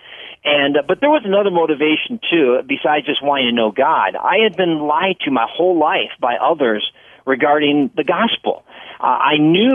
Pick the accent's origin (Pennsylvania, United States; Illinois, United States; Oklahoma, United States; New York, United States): Illinois, United States; Palatine; I grew up in the Chicago suburbs out in Palatine